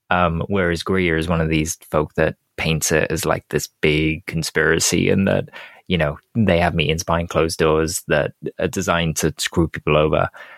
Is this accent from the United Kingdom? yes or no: yes; Wales, United Kingdom; just being Welsh.